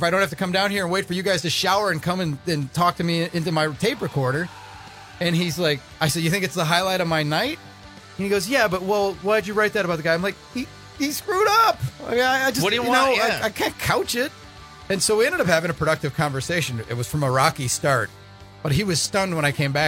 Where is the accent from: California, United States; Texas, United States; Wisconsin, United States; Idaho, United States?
Wisconsin, United States; Milwaukee; I grew up in the Milwaukee area